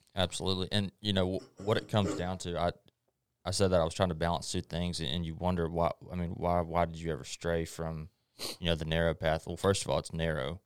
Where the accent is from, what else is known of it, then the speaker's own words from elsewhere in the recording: Longview, Texas, United States; also born or lived in Hallsville; I was born in Longview, obviously, and I, I grew up going to Hallsville